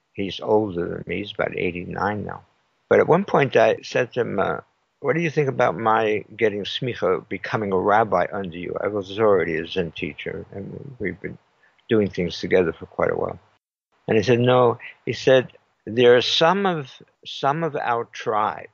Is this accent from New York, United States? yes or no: yes; New York City, New York, United States; moved away; also born or lived in Los Angeles; I'm originally from New York, from Brooklyn.